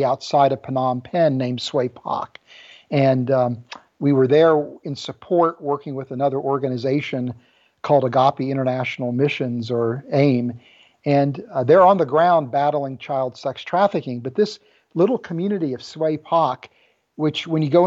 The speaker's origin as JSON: {"language": "English", "region": "West Virginia", "country": "United States", "tie": "born or raised there", "also_born_or_lived": "Ames, Iowa", "said": "I was born in Ames, Iowa, and grew up in West Virginia."}